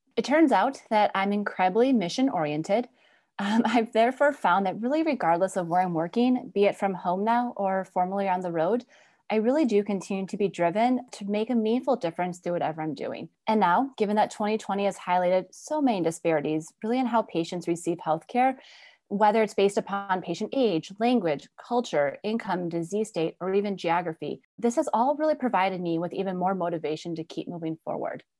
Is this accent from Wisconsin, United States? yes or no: yes; Wisconsin, United States; my background, obviously growing up in Wisconsin, was really a great experience